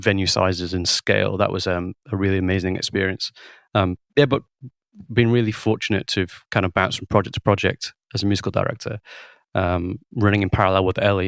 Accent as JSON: {"language": "English", "area": "Lancashire", "region": "North West England", "country": "United Kingdom", "also_born_or_lived": "Guildford, Surrey / Bristol", "said": "I'm from Lancashire, and I studied A level music"}